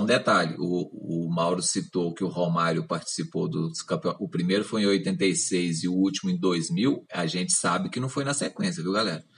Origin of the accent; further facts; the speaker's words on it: Minas Gerais, Brazil; eu sou de Minas Gerais